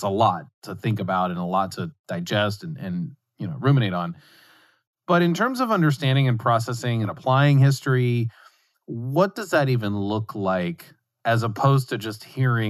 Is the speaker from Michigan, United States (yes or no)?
no; West Virginia, United States; So I grew up in West Virginia, and that's in a region with plenty of Native American history, as it were.